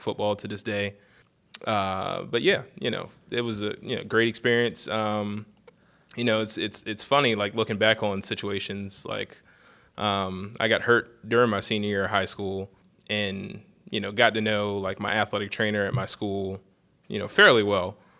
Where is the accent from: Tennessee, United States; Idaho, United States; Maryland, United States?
Maryland, United States; Eastern Shore of; I'm originally from the Eastern Shore of Maryland, um, and I went to high school at, uh, Parkside High School